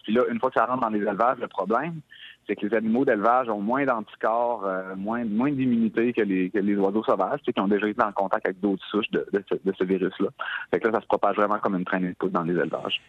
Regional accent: Quebec, Canada; ici chez nous, au Canada, au Québec.

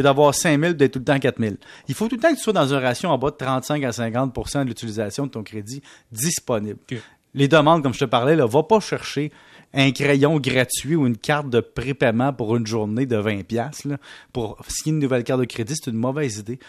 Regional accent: Canada; nous, au Canada

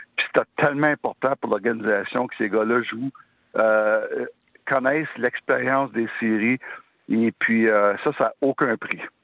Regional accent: Sherbrooke, Quebec, Canada; je viens de Sherbrooke

